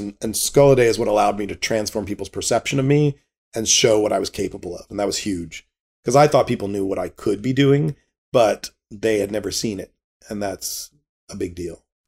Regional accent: Richmond, Virginia, United States; growing up in Richmond, Virginia in the 70s and 80s

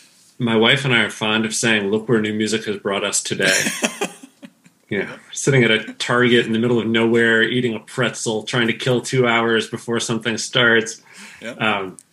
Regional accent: Midwest, United States; also born or lived in California / Madison, Wisconsin / Chicago suburbs / Dubuque, Iowa; Midwestern United States. I was born in California, but we soon moved to Madison, Wisconsin, and then lived in the Chicago suburbs. And then moved to Dubuque, Iowa.

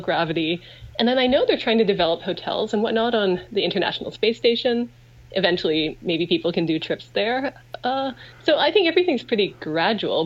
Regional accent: Vancouver, British Columbia, Canada; I grew up in Vancouver. My family's here

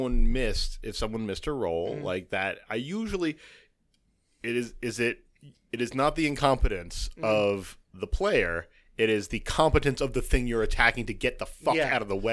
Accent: United States; I'm an American. I live it.

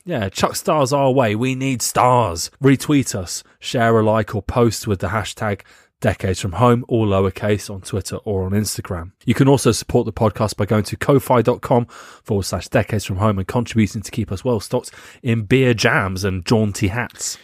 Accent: England, United Kingdom; we're from England

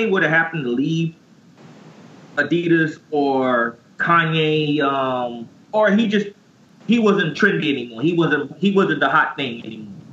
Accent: New York City, New York, United States; I hail from New York. Uh, LES.

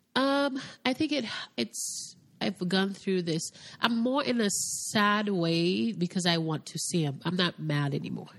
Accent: Haiti; now in United States; am originally from Haiti. Grew up in a very little town called Quadebouquet

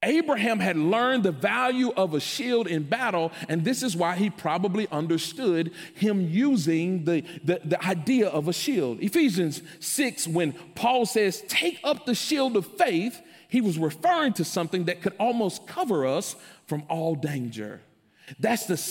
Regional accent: Memphis, Tennessee, United States; I grew up in Memphis

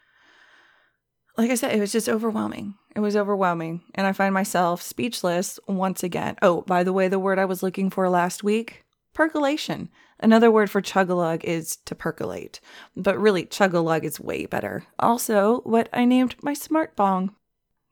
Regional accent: Southern California, United States; We're from Southern California

